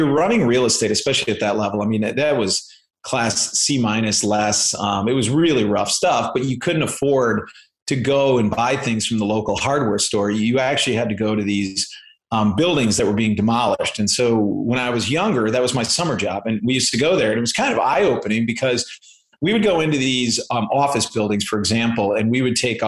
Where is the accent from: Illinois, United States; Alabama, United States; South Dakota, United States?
Illinois, United States; Chicago; I grew up in Chicago and Chicago area, I should say, the suburbs of Chicago.